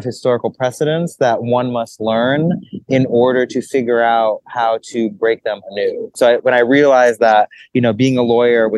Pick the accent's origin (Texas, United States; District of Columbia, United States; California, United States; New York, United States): New York, United States; New York City; growing up in New York City within a multicultural, multilingual home